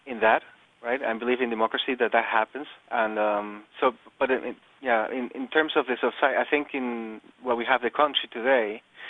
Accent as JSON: {"language": "English", "country": "Venezuela", "moved": "as an adult", "lives_now": "Japan", "said": "I'm from South America, Venezuela"}